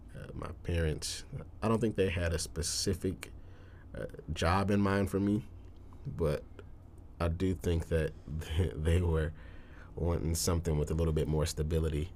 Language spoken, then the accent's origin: English; Detroit, Michigan, United States; born or raised there; now in Tulsa, United States